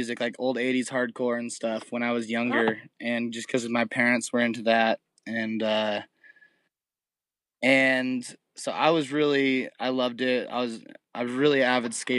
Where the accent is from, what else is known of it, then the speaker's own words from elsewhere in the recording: San Clemente, California, United States; We're from San Clemente, California, which is right in between L.A. and San Diego, a little small beach town.